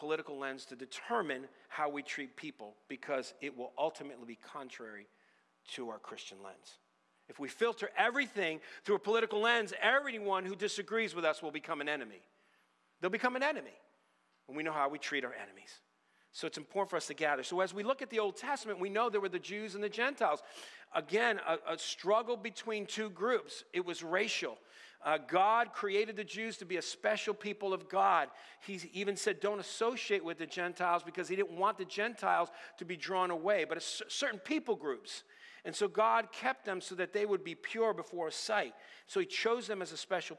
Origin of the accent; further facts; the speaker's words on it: United States; I'm an American, born American, true blue, red, white, and blue